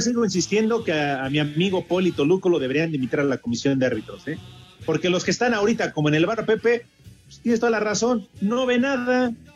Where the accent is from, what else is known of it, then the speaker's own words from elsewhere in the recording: Tula, Mexico; Yo soy tuleño